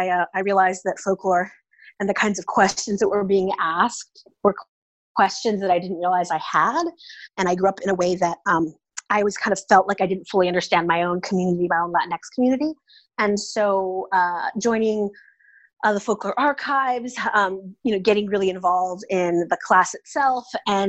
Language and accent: English; Oakland, California, United States; So I'm originally from the San Francisco Bay Area. I grew up in Oakland, California.